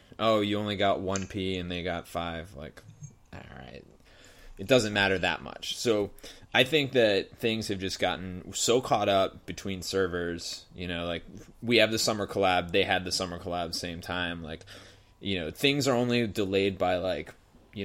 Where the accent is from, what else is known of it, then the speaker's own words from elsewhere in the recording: New England, United States; moved away as an adult; now in California, United States; even though I grew up on the East Coast, I have not been back to do anything in the Adirondacks. I was in New England